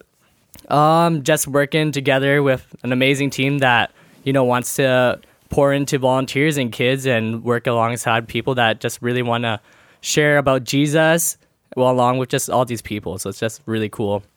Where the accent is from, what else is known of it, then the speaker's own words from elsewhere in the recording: Abbotsford, British Columbia, Canada; I'm from Abbotsford, born born here at uh, a old MSA Hospital.